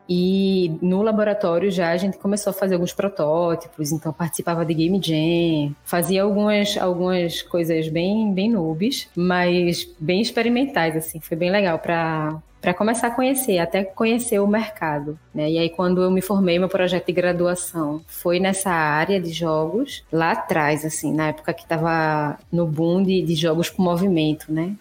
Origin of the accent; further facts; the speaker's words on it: Recife, Pernambuco, Brazil; eu sou de Recife